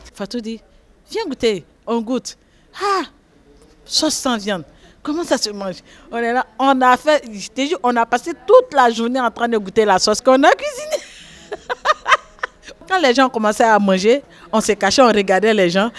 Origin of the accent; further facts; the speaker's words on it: Côte d’Ivoire; moved away as an adult; now in France; je viens de la Côte d'Ivoire